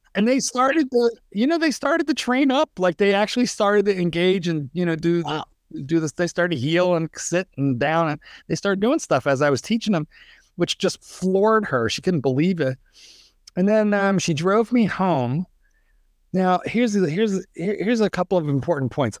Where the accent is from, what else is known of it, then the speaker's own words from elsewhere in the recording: East Coast, United States; also born or lived in Chicago suburbs, Illinois; now in Chicago, United States; I'm an East Coaster, although I have been in, uh, training dogs now in the Chicago suburbs for 100 years but I was born and raised on the East Coast